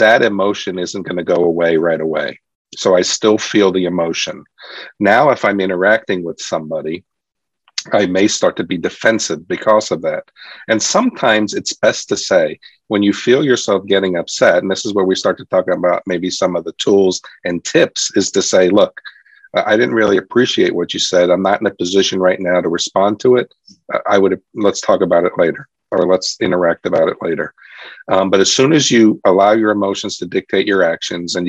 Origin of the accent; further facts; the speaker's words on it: New York City, New York, United States; I grew up in New York City. It was tough growing up in New York City